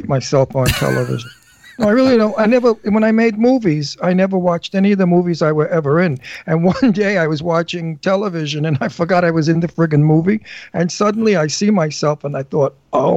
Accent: New York City, New York, United States; I'm from Brooklyn

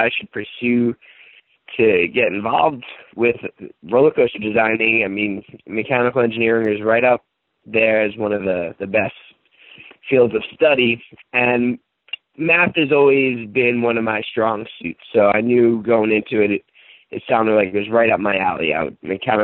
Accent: Philadelphia, Pennsylvania, United States; moved away as an adult; also born or lived in Connecticut; now in Orlando, United States; So I grew up in Philadelphia. I lived in Connecticut for a few years and then moved back to Philadelphia.

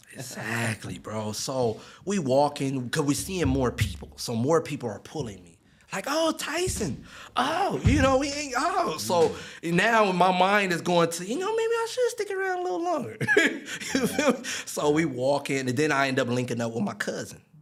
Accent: Long Beach, California, United States; born or raised there

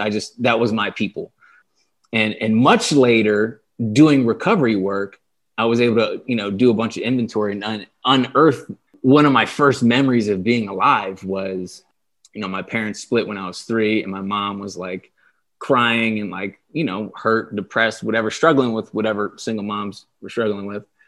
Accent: Delaware, United States; moved away as an adult; also born or lived in San Diego; I, I grew up in Delaware. I lived in Delaware for twenty-eight years

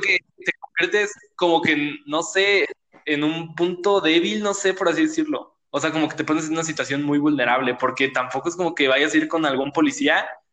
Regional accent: Mexico; soy moreno y soy mexicano

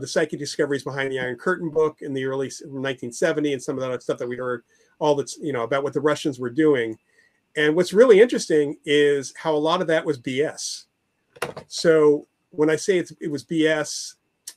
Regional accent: New York area, United States; I grew up in the New York area

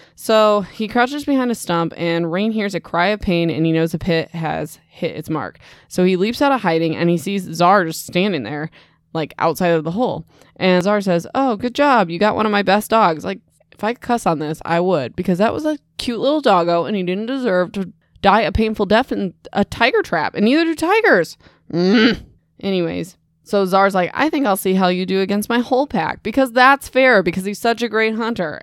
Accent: Midwest, United States; I'm from the Midwest

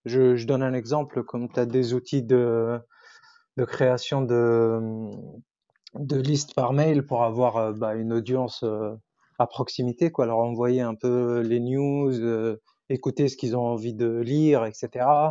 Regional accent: Tunisia; first language Arabic; French is a second language; j'ai grandi en Tunisie du coup. Donc ma langue maternelle c'est l'arabe

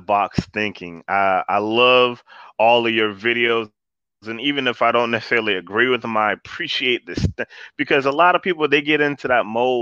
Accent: Florida, United States; I grew up in Florida

